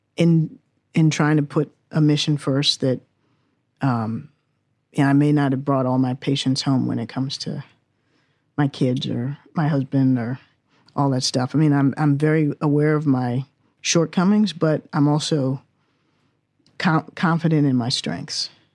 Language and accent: English; Washington, District of Columbia, United States; also born or lived in England; I was born and raised in Washington, D C